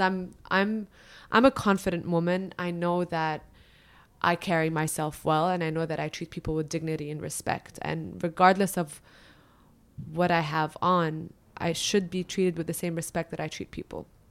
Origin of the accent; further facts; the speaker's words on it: Dubai, United Arab Emirates; also born or lived in Lebanon; I was born and raised in Dubai